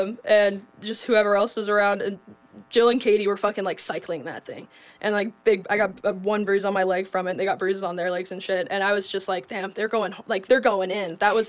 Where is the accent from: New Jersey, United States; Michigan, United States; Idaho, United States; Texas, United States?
Idaho, United States; I'm from Idaho.